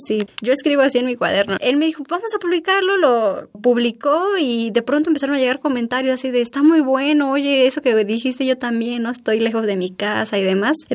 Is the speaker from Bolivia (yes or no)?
no; San Quintín, Baja California, Mexico; also born or lived in Oaxaca; Pues te digo, yo crecí en San Quintín, pero también después migramos a una comunidad chatina